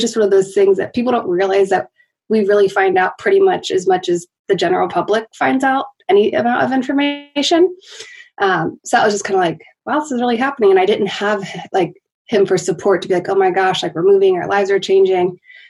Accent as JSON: {"language": "English", "town": "Kettering", "region": "Ohio", "country": "United States", "also_born_or_lived": "Memphis, Tennessee", "moved": "as an adult", "said": "I am from Ohio, a town called Kettering. It's outside of Dayton. It's about an hour and a half from where we are now"}